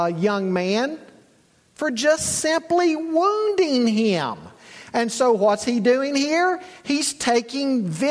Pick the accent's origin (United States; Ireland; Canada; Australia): United States; Charlotte, North Carolina; moved away; also born or lived in Boone's Mill, Virginia; I grew up in Charlotte.